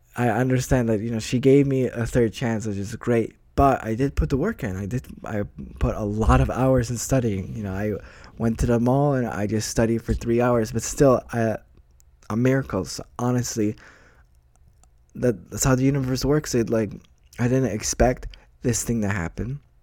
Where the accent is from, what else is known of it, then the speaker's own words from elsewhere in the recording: United States; moved away; I'm from the States